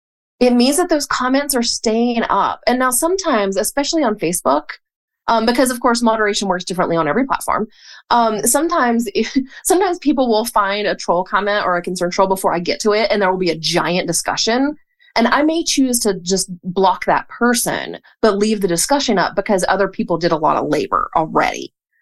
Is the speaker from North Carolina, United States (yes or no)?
yes; Hickory, North Carolina, United States; Hickory, North Carolina.